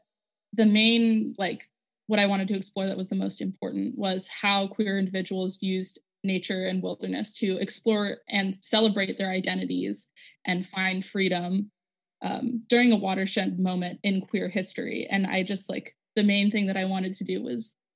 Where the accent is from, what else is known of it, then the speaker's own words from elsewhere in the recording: Las Vegas, Nevada, United States; I'm from Las Vegas, Nevada.